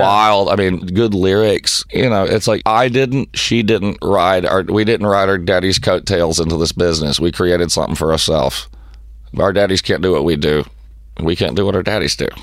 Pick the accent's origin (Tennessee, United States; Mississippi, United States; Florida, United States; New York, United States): Tennessee, United States; I'm white trash from Tennessee